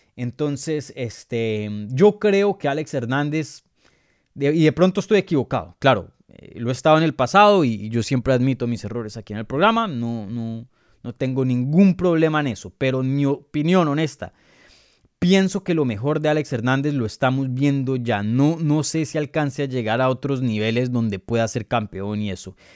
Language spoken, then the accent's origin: Spanish; Colombia; yo soy colombiano